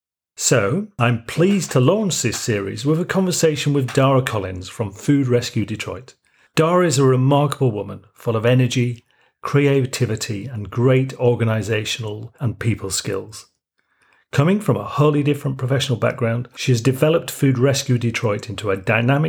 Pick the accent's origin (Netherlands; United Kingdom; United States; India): United Kingdom; Yorkshire and the Humber; accent: Yorkshire; I'm from originally from Yorkshire in the north of England, but I live in the south, so my Yorkshire accent's probably softened quite a lot.